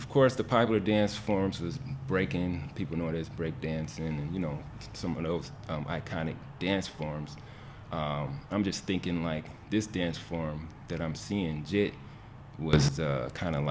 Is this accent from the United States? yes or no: yes; Detroit, Michigan, United States; also born or lived in Kalamazoo, Michigan; born and raised in Detroit, 1977, gosh, giving away my age. But born on the West Side, always lived here